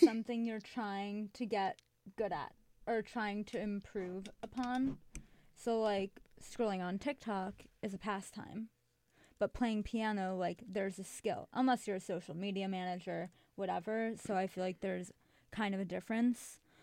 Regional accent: Chicago, Illinois, United States; moved away as an adult; now in New York, United States; I'm from Chicago

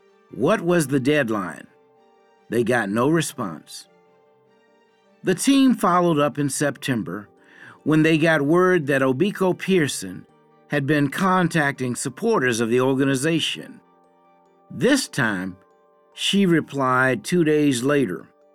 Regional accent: Kenya; I say it as a Kenyan on behalf of Kenyans. Our thoughts and voices matter too.

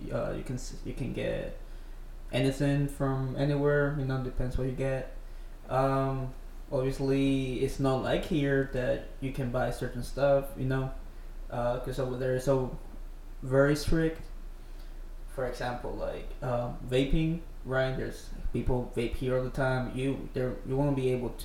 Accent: Venezuela; accent: Venezuelan Spanish; first language Spanish; English is a second language; also born or lived in Brunei; now in Texas, United States; I am from Venezuela, and which is in the South America

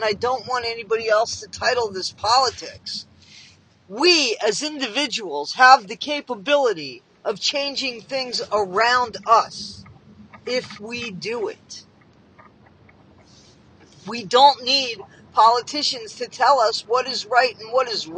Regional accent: United States; I'm from the United States.

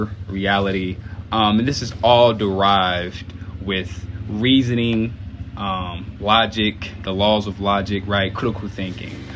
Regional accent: Dayton, Ohio, United States; now in Owensboro, United States; I was originally born in Dayton, Ohio, which is about 4 hours away from Owensboro, where I currently live. And I just grew up in a church

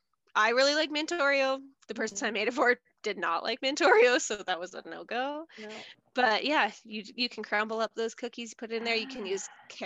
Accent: Lindsay, Ontario, Canada; moved away as an adult; now in Edson, Canada; I've lived in Edson for, I think, 6.5 years now. I'm originally from Ontario, a little town called Lindsay, City of Cortha Lakes, beautiful, all lakes.

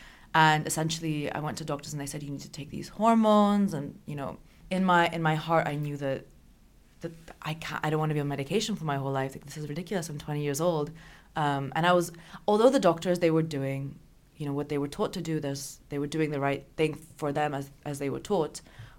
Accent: Austria; But I grew up in Austria, went to an American school.

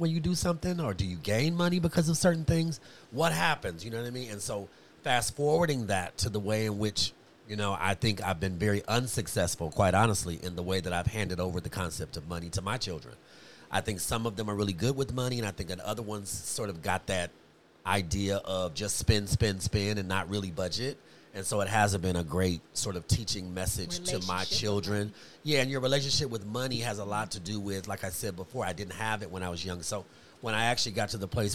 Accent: Compton, California, United States; also born or lived in Los Angeles, United States; I was raised in Compton and in L.A. and on Figueroa 120th

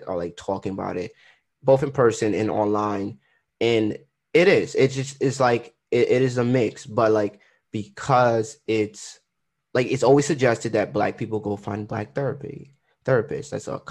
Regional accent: Trinidad & Tobago; I'm Trinidadian

